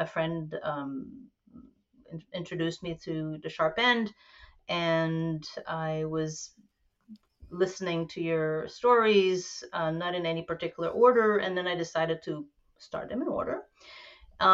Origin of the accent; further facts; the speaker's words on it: Montreal, Quebec, Canada; also born or lived in New York City; now in New Paltz, United States; I hail from French Quebec, born and raised in Montreal, moved to New York City, and then ended up in the Gunks in New Paltz